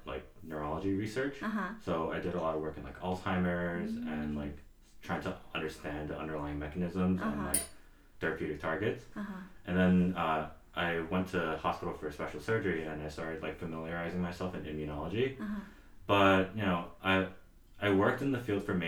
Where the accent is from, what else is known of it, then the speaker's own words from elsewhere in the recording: New York City, New York, United States; now in Queens Village, Queens, New York, United States; I was originally from Elmhurst, Queens, right? So I was actually raised right on, for people who are from Queens, I was raised like right on 82nd Street and Britain Ave